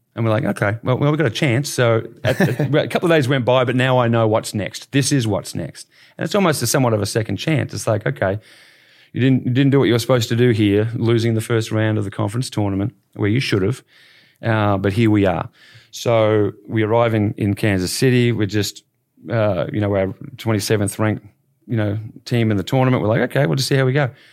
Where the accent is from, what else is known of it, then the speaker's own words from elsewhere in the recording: Bendigo, Victoria, Australia; now in Dallas, United States; growing up in Bendigo, I was involved in, in, in coaching